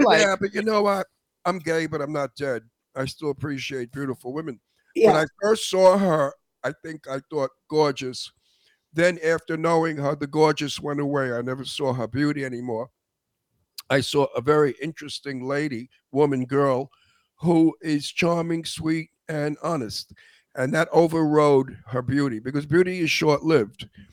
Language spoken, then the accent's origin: English; New York City, New York, United States; now in Palm Springs, United States; I'm from Brooklyn